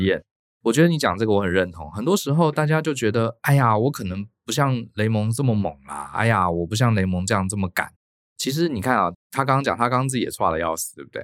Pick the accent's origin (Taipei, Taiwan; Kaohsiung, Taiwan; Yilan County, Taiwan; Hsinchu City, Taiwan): Taipei, Taiwan; moved away as an adult; also born or lived in Tainan; 我是台北人，我念成大